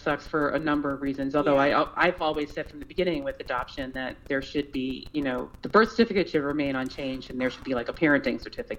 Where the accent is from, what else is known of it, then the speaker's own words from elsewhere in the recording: New York City, New York, United States; moved away as an adult; now in Rochester, United States; So we live in Rochester, New York. I've been here with my wife for 20 years. I actually relocated for her. Aww. I grew up in New York City.